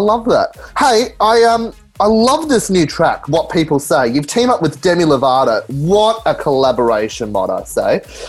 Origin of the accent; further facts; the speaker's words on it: Blacktown, New South Wales, Australia; I'm from Blacktown. So I was born there.